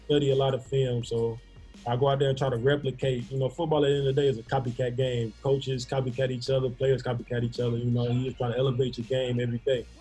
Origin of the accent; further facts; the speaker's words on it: Florence, Alabama, United States; a lot of people from Florence and you know my area, they go to Bama, Auburn, Mississippi State